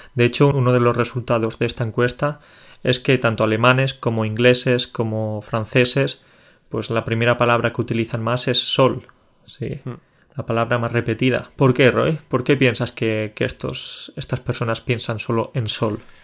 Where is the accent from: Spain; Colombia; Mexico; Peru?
Spain; decimos que somos españoles